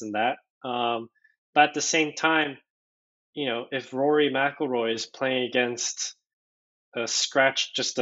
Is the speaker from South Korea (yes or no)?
yes; South Korea; moved away; I was born in Korea, so I'm fluent in Korean.